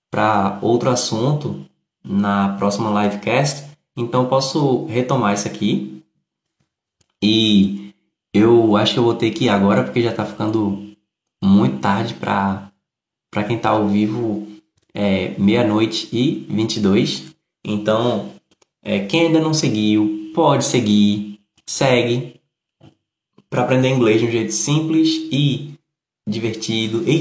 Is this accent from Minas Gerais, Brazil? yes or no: no; Bahia, Brazil; Eu sou da Bahia, mas no momento estou morando em Santa Catarina.